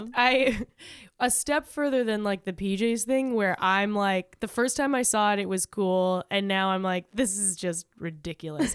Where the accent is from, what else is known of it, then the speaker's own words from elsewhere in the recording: La Puente, California, United States; I'm from La Puente, and I was one of, like, three white people in my school